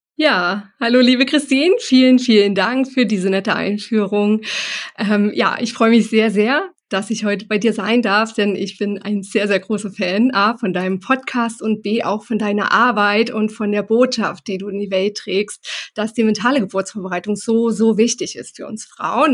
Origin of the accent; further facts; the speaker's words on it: Germany; bei uns in Deutschland